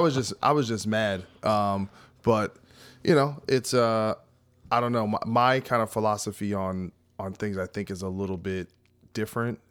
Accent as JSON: {"language": "English", "region": "New Jersey", "country": "United States", "tie": "born or raised there", "said": "New Jersey"}